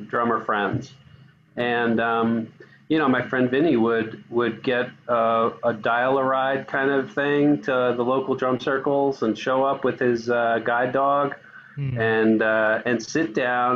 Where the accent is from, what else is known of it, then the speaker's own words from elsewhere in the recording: New York, United States; I grew up in New York